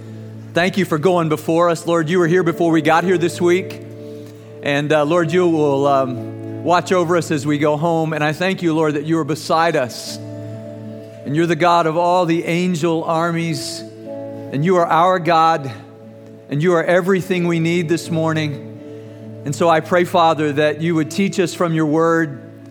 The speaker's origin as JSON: {"language": "English", "country": "Germany", "tie": "born or raised there", "said": "I was growing up in Germany, and my team won the championship that year that I wrestled"}